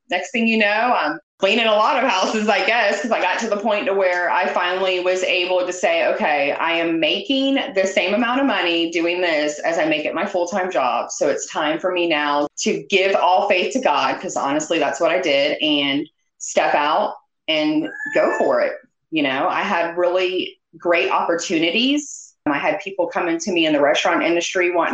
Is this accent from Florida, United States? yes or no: yes; Vero Beach, Florida, United States; I am originally from Florida. I'm originally from down south, Vero Beach, Florida